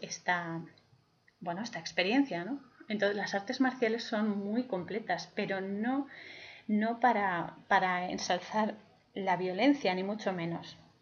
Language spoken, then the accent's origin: Spanish; Spain; yo soy, em, soy española